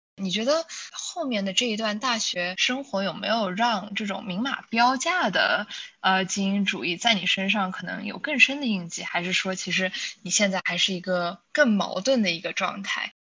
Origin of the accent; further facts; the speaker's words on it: China; moved away; also born or lived in United States; 我不知道这是不是因为我们是中国人，然后可能在中国生活了一段时间之后，再去的美国